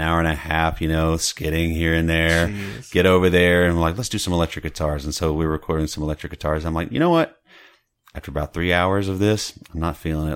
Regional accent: Beaumont, Texas, United States; now in Dallas, United States; I'm from Southeast Texas mm-hmm. and Beaumont

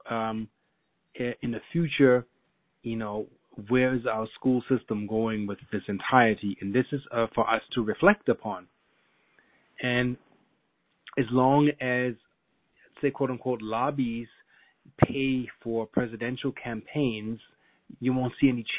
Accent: Germany; now in United States; I'm half German. I grew up in Germany

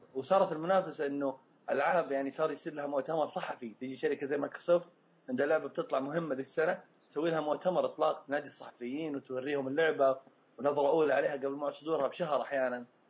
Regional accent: Saudi Arabia; احنا عندنا في السعوديه وفي الخليج

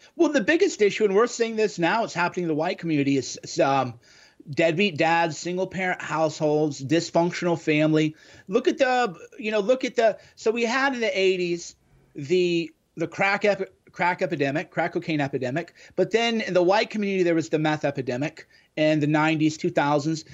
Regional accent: Midwest, United States; me growing up in the Midwest in the nineties

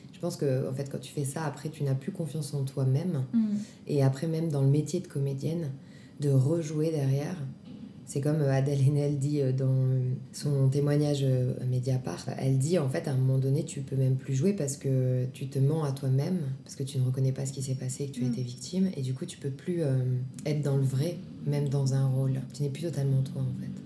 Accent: Grenoble, Auvergne-Rhône-Alpes, France; moved away as an adult; now in Paris, France; je viens de Grenoble

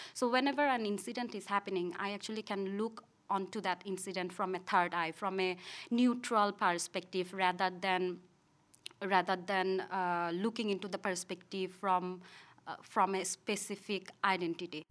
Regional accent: Rangamati, Chittagong Division, Bangladesh; also born or lived in Dhaka, Bangladesh; I'm from Bangladesh

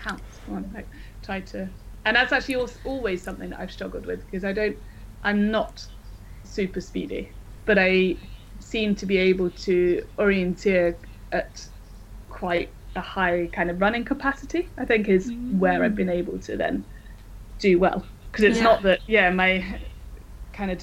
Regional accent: Coventry, West Midlands, United Kingdom; also born or lived in Scotland; now in Sweden; I grew up in Coventry, Warwickshire.

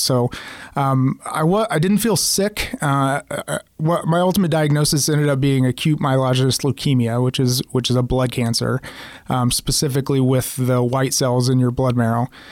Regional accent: Oklahoma City, Oklahoma, United States; moved away as an adult; also born or lived in Kansas City; I'm from Oklahoma City, but was living and working in in Kansas City since 2005

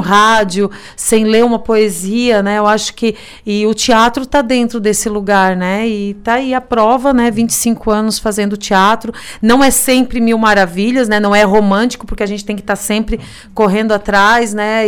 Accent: Criciúma, Santa Catarina, Brazil; que somos aqui de Criciúma

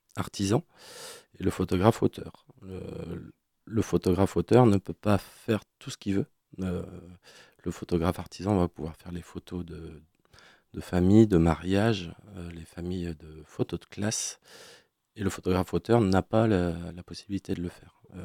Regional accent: Brest, Brittany, France; also born or lived in Quimper; rentrer chez moi à Brest

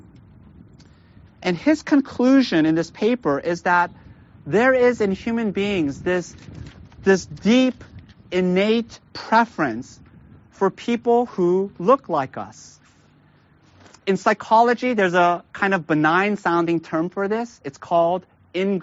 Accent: Glendale, California, United States; I was a freshman in high school at the time in LA. I grew up in Glendale.

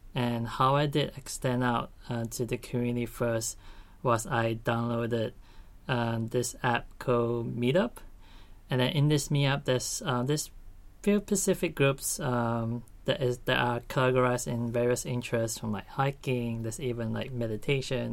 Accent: Malaysia; moved away as an adult; now in Australia; I'm from Malaysia and I'm currently studying my Master's

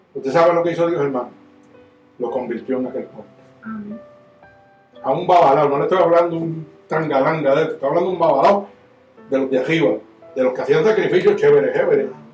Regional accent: Puerto Rico; Yo soy puertorriqueño

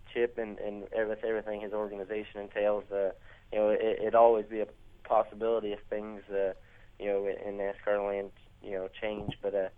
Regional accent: Indiana, United States; growing up in Indiana

